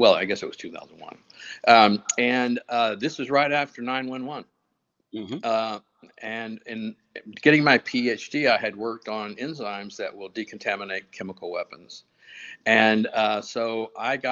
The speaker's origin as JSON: {"language": "English", "region": "West Texas", "country": "United States", "tie": "born or raised there", "said": "I grew up on ranches and farms out in the oil fields of Deep West Texas"}